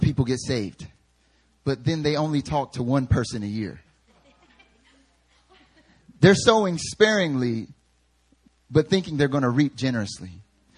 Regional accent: the South, United States; I'm from the South. The way we say dollars is dollars

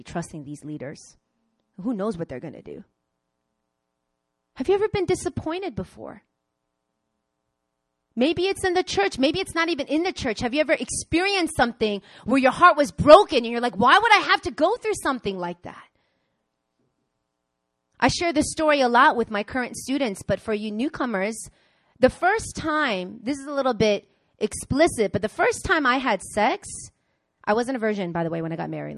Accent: Long Island, New York, United States; moved away as an adult; also born or lived in Queens, New York; now in South Korea; I grew up in Long Island. I mean, I was born in Queens, but I grew up in Long Island

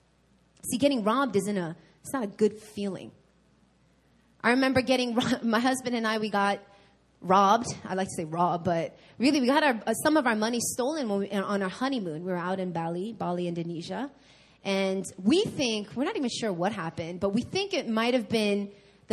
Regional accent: New York, United States; now in Seoul, South Korea; I'm from New York

